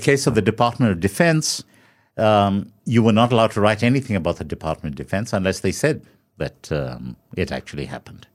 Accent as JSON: {"language": "English", "country": "South Africa", "said": "as a South African, you know, carrying your South African passport"}